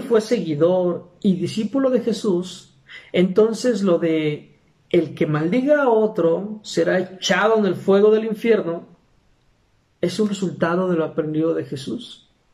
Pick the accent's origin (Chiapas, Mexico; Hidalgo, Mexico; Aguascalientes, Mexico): Aguascalientes, Mexico; soy de Aguascalientes, México